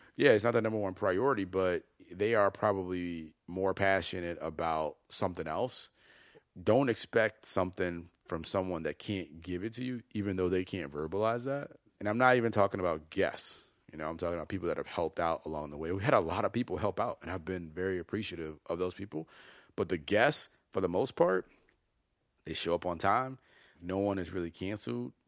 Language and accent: English; Chicago, Illinois, United States; also born or lived in Detroit; I grew up in Chicago